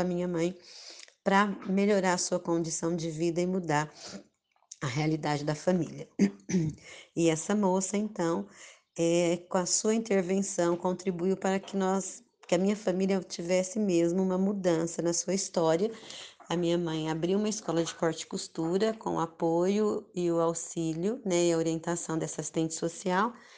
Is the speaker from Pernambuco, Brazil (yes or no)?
no; interior of São Paulo, Brazil; also born or lived in Ilha Solteira; Eu sou aqui do interior de São Paulo e filha de uma família de baixa renda